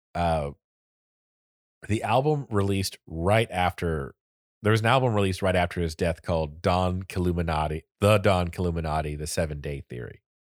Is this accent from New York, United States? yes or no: no; Florida, United States; accent: Florida accent; born and raised in Florida